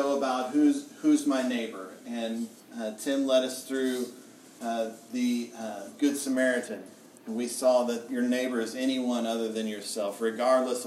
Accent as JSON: {"language": "English", "country": "United States", "said": "I'm an American"}